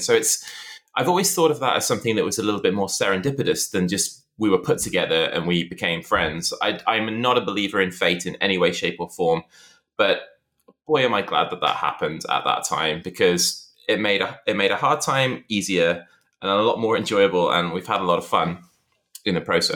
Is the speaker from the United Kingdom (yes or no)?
yes; Shrewsbury, West Midlands, United Kingdom; moved away as an adult; also born or lived in Liverpool; it was the day I moved from Shrewsbury to university in Liverpool